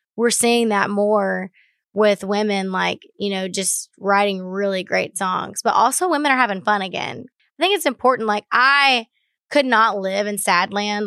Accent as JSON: {"language": "English", "town": "Baytown", "region": "Texas", "country": "United States", "tie": "born or raised there", "said": "I grew up in Baytown, Texas"}